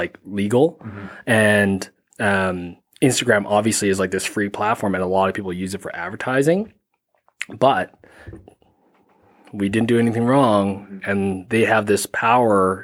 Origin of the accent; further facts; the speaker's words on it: Calgary, Alberta, Canada; I grew up in Canada, yeah. Born and raised